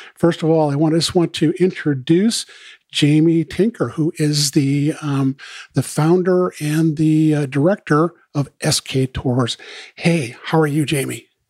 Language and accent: English; Maine, United States; I'm from Maine